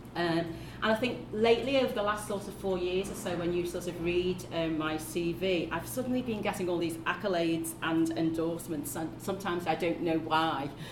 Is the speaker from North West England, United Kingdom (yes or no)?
yes; Liverpool, North West England, United Kingdom; accent: Scouse; as you can hear from the accent, yes, I am a Scouser, and my journey from child to now has really mostly been here in Liverpool